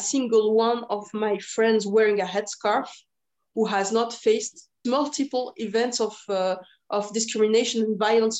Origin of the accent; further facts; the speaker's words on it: Geneva, Switzerland; I was born here in Switzerland, in Geneva.